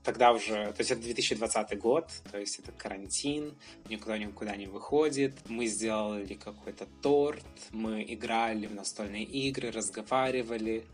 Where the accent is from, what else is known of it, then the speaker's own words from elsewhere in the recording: Brest, Brest Region, Belarus; moved away as an adult; now in Warsaw, Poland; Я вообще родом из Беларуси. Я родился в городе Бресте в многодетной семье